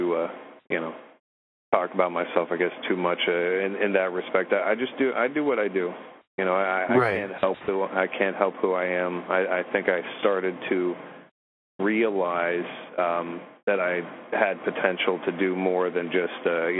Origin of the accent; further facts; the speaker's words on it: Florida, United States; also born or lived in Morgantown, West Virginia; moved down south here.